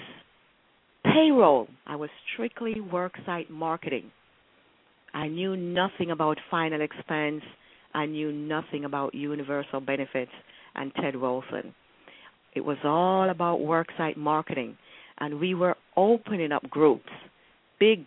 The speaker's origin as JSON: {"language": "English", "country": "Jamaica", "tie": "born or raised there", "moved": "as an adult", "lives_now": "Alexandria, United States", "said": "I'm from Jamaica"}